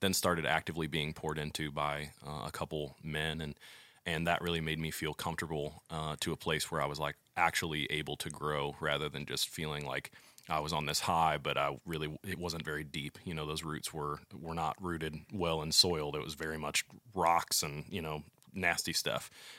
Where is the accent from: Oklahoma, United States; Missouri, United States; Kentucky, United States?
Missouri, United States; St. Louis; Growing up, I grew up in St. Louis. I lived there for 20 years of my life.